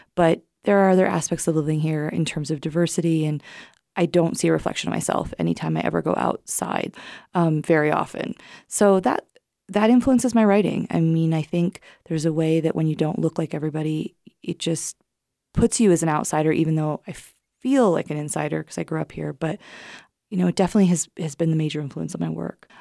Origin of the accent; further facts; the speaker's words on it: Wyoming, United States; growing up in Wyoming